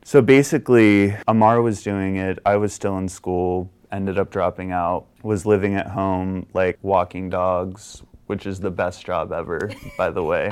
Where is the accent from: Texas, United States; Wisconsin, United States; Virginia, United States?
Virginia, United States; moved away; I'm from Virginia originally